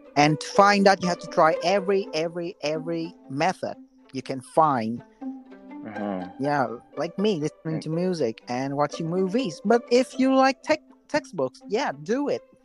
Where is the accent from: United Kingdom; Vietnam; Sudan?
Vietnam; English is a second language; now in Japan; I'm from Vietnam.